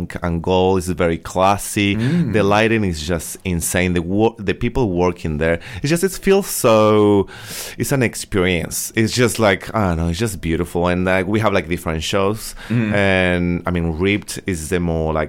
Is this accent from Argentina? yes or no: yes; Argentina; moved away as an adult; also born or lived in Mexico; now in Australia; I'm from Argentina, so all my training I did basically in Argentina.